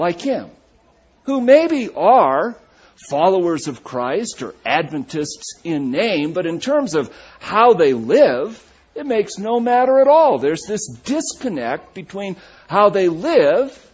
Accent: Walla Walla, Washington, United States; I said, "Walla Walla,"

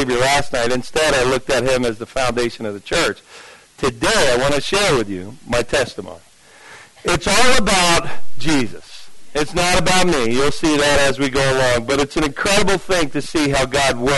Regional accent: Jersey City, New Jersey, United States; right there in the neighborhood, basically, where I grew up in Jersey City.

